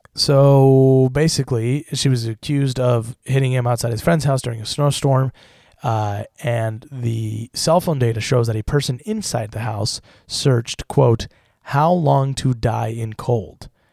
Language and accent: English; Utah, United States; now in Los Angeles, United States; growing up in Utah. And then I moved